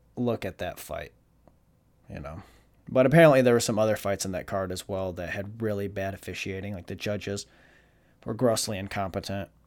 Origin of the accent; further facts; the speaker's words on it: Jackson, Michigan, United States; now in Florida, United States; Jackson, Michigan